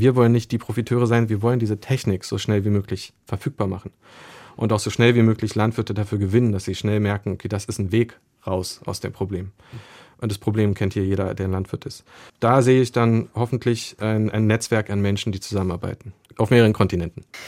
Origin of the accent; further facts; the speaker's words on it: Berlin, Germany; als Berliner